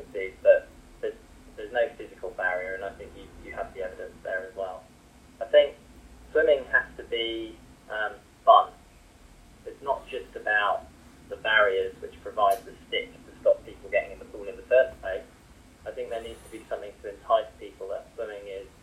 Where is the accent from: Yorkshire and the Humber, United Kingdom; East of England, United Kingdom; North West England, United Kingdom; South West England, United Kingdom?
East of England, United Kingdom; Norfolk; I grew up in Norfolk, and my father is Indian and my mother is German